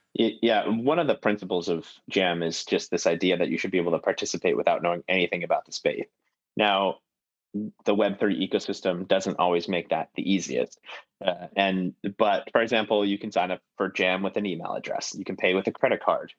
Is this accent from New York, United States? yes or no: yes; Buffalo, New York, United States; now in Boston, United States; I grew up in Buffalo, New York as well